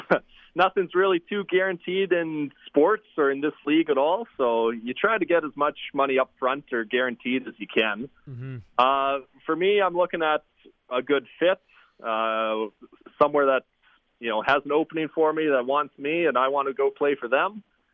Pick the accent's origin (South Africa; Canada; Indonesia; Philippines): Canada; Regina, Saskatchewan; I grew up in Regina